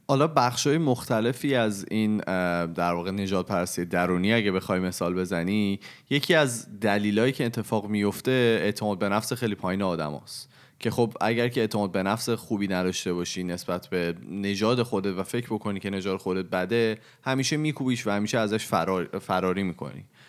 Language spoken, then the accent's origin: Persian; Iran; moved away; also born or lived in Canada; از اون به بعد من هر کی از من پرسید چه کجایی هستی من اول گفتم ایرانی هم